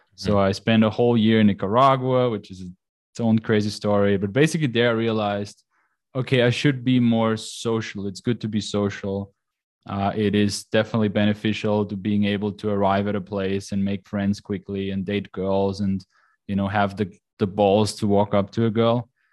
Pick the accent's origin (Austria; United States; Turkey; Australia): Austria; moved away as an adult; I'm Austrian. So, I grew up in Austria. I grew up on the countryside.